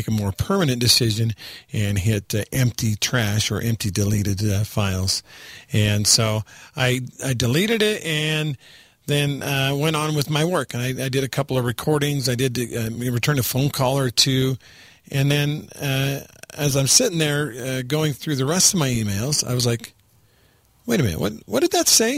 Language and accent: English; the South, United States; also born or lived in East Coast; now in Utah, United States; I grew up in the South